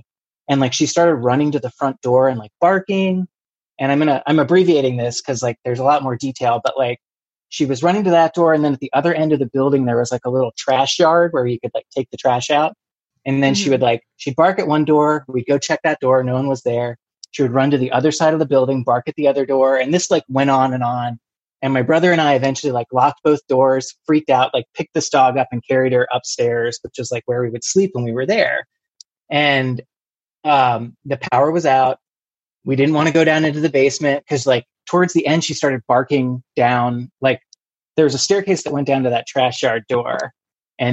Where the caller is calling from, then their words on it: Maryland, United States; I live right outside of D.C. in Prince George's County, Maryland